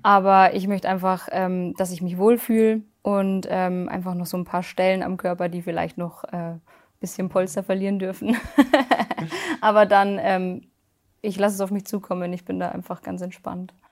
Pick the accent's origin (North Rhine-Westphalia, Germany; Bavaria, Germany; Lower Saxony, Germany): Bavaria, Germany; near Munich; ich komme aus der Nähe von München